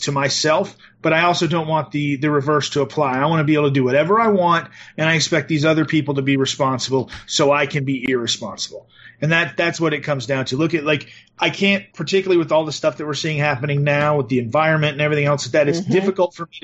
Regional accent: the South, United States; I was raised in the South.

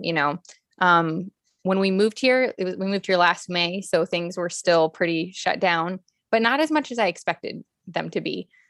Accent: Los Angeles, California, United States; also born or lived in Pasadena / Miami; Well, I'm a California native. Yeah. Mm. So I'm new here, but I'm not new here. I was born in Pasadena. I was born an hour from where I live now, basically. And I grew up bi-coastal mostly between Miami and LA, back and forth.

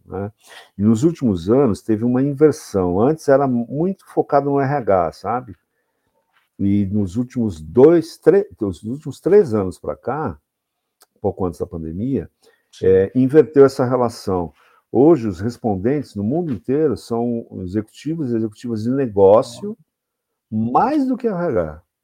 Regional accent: São Paulo, Brazil; moved away as an adult; now in Jundiaí, Brazil; sou paulistano, sou da capital de São Paulo, mas moro há 11 anos na cidade de Jundiaí

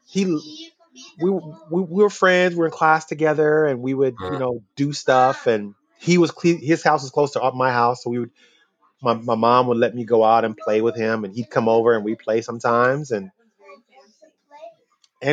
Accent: Los Angeles, California, United States; I'm from Los Angeles, California. You know, grew up in the city

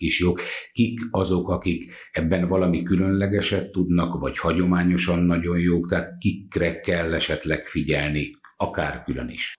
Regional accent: Hungary; mi magyarok vagyunk, meg büszkék vagyunk erre

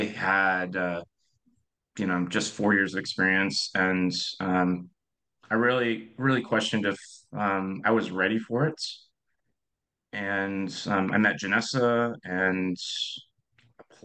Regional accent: Seattle, Washington, United States; moved away as an adult; now in Northern California, United States; I'm originally from Seattle

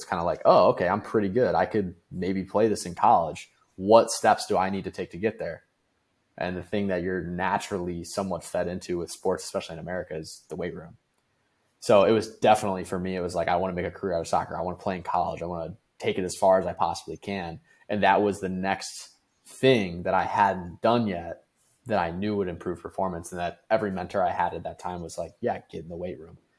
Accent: Amherst, Ohio, United States; moved away as an adult; also born or lived in Cleveland, Ohio; now in Orlando, United States; me coming from Amherst, Ohio.

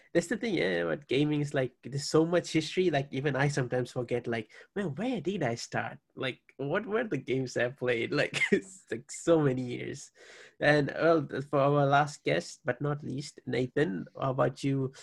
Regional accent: Fiji; now in Hawaii, United States; I'm from Fiji as well. I currently reside in Hawaii, but like born and raised Fiji

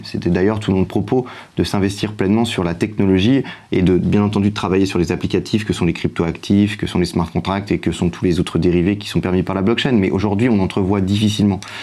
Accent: France; en tant que Français

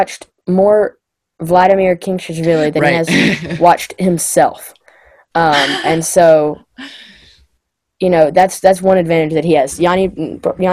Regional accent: United States; I'm an American

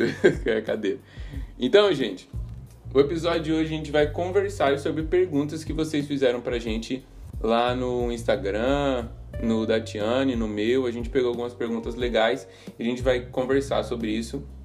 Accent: Campo Grande, Mato Grosso do Sul, Brazil; sou de Campo Grande

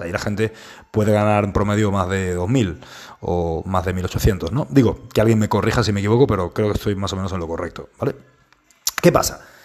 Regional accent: Spain; estamos en España, que es donde yo vivo, es de donde yo soy

